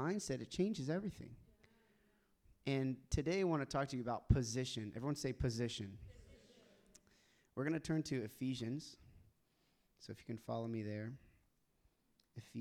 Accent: Tulsa, Oklahoma, United States; I grew up in Tulsa, Oklahoma

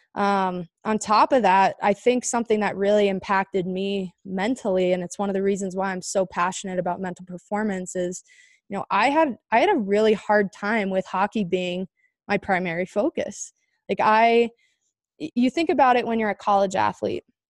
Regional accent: Chandler, Arizona, United States; I grew up in Chandler, Arizona.

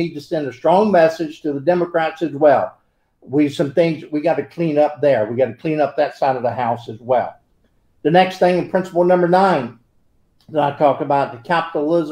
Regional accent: United States; I'm an American

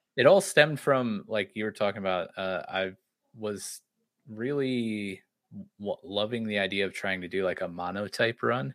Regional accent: Florida, United States; now in Ohio, United States; I grew up in Florida, uh, couple hours north of where we're about to move, uh, but have been living in Ohio since, you know, for the last twenty-six years

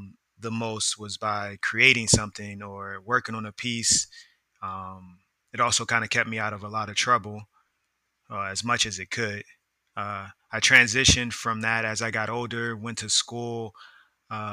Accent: Philadelphia, Pennsylvania, United States; also born or lived in DMV (Washington, D.C. metropolitan area); now in Washington, D.C. area, United States; I'm originally from Uptown, West Oak Lane, to be exact, area of Philadelphia

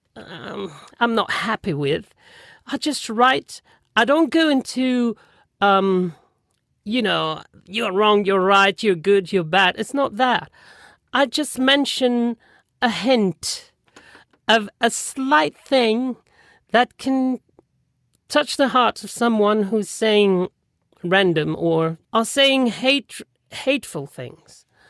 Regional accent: Toulon, Provence-Alpes-Côte d'Azur, France; English is a second language; also born or lived in London; they moved to another city next to it, which is Toulon where I live now and um, where I spent most of my life

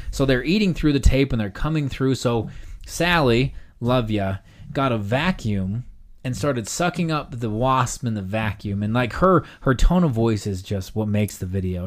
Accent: Utah, United States; I am from Utah

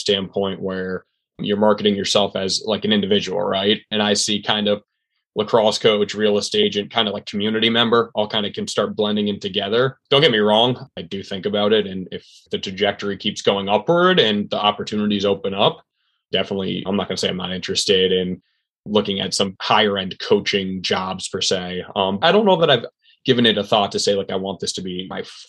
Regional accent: Ridgefield, Connecticut, United States; also born or lived in Maryland / Northern Virginia; born and raised in Ridgefield, Connecticut

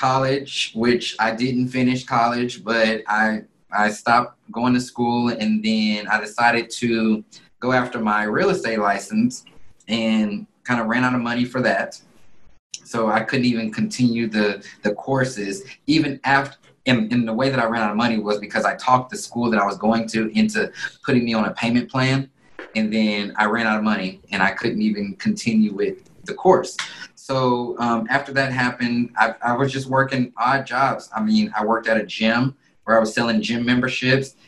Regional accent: Alpharetta, Georgia, United States; moved away as an adult; also born or lived in Houston, Texas; now in Dallas, United States; in middle school I moved over to Alpharetta, Georgia, which is a town a little north of Atlanta. Yep. And lived there, went to high school out there

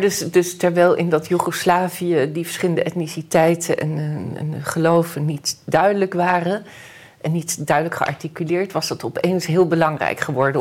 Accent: Netherlands; als geboren Nederlandse

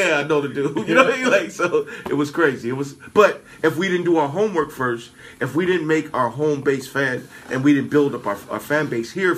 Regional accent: California, United States; I'm from California

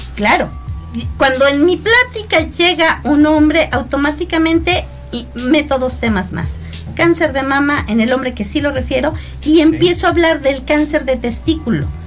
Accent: Mexico; como buenos mexicanos, este, lo postergamos

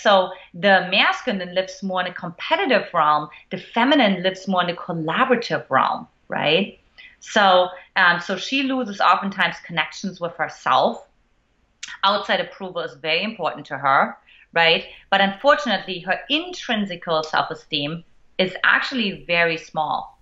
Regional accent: eastern Germany, Germany; moved away; I grew up in Eastern Germany to an emotionally absent mother

